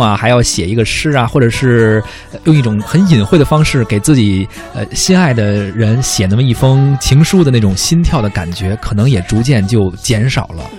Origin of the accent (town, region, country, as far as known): China